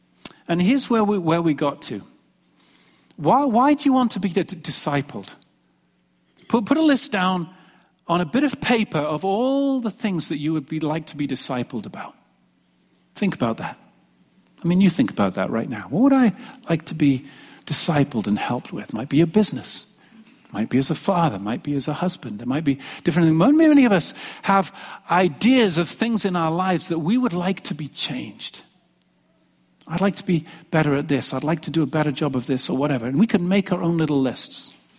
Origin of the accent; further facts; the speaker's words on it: England, United Kingdom; moved away as an adult; When I came from England back in 1992, seems like a long time ago now, 29 years old, some of you remember me then.